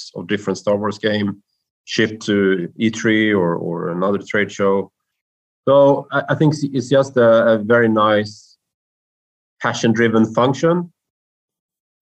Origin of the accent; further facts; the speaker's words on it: Karlstad, Värmland, Sweden; here to Sweden and to my hometown